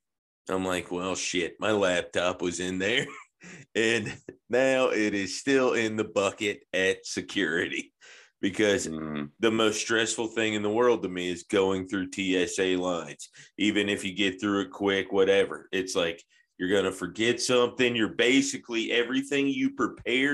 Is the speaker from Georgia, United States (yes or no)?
yes; Atlanta, Georgia, United States; now in Nashville, United States; I grew up in Atlanta, too